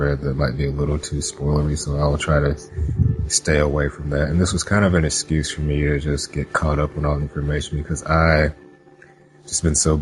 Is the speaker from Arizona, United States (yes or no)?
no; Jackson, Mississippi, United States; moved away; I'm going back to my hometown to visit